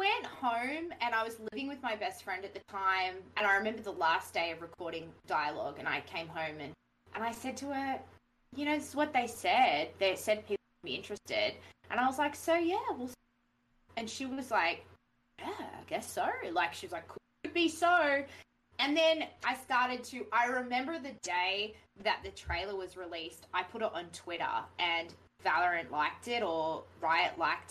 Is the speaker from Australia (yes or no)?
yes; Australia; accent: Australian; I was faking my voice and stuff, and that I wasn't really Australian, and that I sounded really Australian